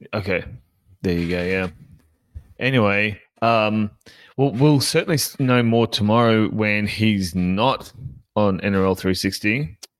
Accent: Sunshine Coast, Queensland, Australia; I was born in, born on the Sunshine Coast

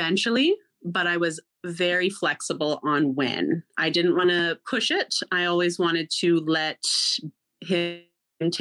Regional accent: Canada; also born or lived in Alberta; I am from Canada. I live in Alberta

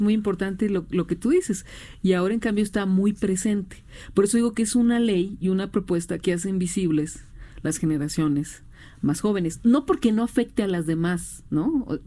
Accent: Hermosillo, Sonora, Mexico; yo soy de Hermosillo

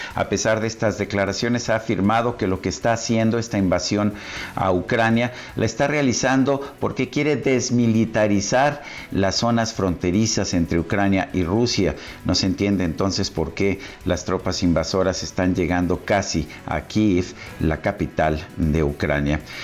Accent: Mexico; los mexicanos queremos vivir en un México independiente

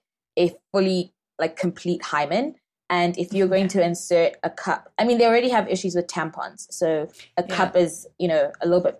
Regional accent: Zimbabwe; moved away as an adult; also born or lived in United Kingdom; I'm from Zimbabwe, so it's close to home

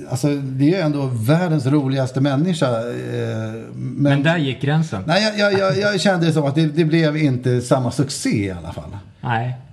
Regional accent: Stockholm County, Sweden; accent: Äppelviken; så kan det nog ha varit något i min dialekt. Eh, det vill säga lätt eh, Äppelviks i.

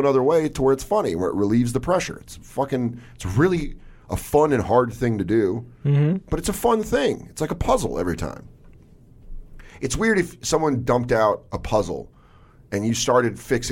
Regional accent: Denver, Colorado, United States; moved away as an adult; now in New York City, United States; I'm from Denver

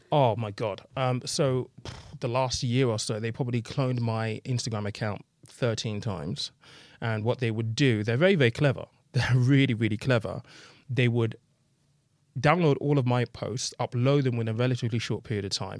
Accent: United Kingdom; in the U K, I think we're very British

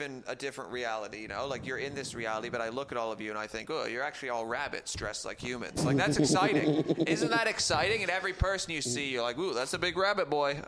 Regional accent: Canada; now in United Kingdom; I'm from Canada

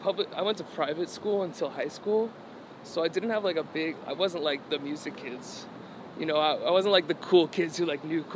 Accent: New England, United States; Well, I'm from New England, so, like, a lot of it took place there

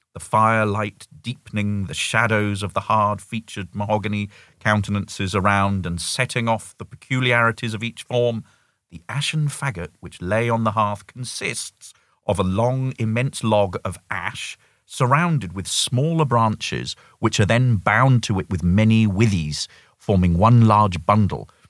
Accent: United Kingdom; moved away as an adult; as a Brit

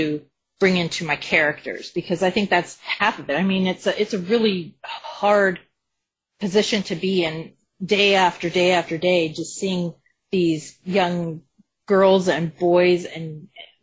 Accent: Colorado, United States; I'm from Colorado

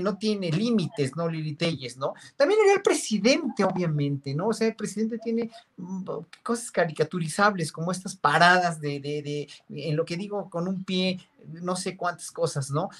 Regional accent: Mexico; como somos los mexicanos

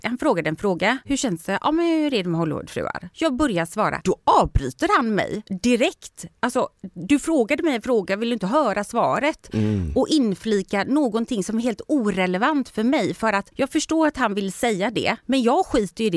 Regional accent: Sweden; moved away as an adult; also born or lived in Spain; jag har vuxit upp i Sverige

